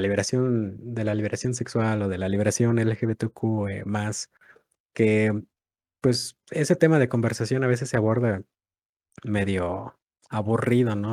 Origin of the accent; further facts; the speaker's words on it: Mexico; si somos de México